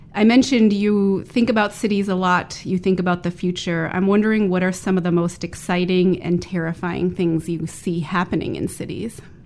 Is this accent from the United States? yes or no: yes; Midwest, United States; moved away; my hometown, which is a small Midwestern city with a liberal arts college